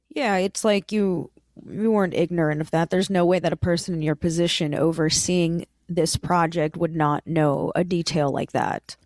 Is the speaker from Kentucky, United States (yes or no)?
no; Lee County, Florida, United States; I was born and raised in Lee County in Florida